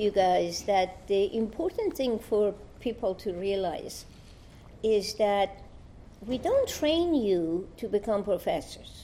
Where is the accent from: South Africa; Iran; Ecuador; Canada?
Iran; moved away as an adult; I come from Iran.